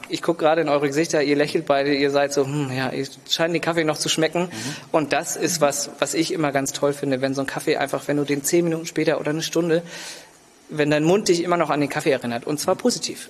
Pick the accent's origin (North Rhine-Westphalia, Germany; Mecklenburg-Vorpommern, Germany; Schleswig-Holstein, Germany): Schleswig-Holstein, Germany; Lübeck; also born or lived in England / Berlin / Copenhagen; ich bin hier in Lübeck geboren, aufgewachsen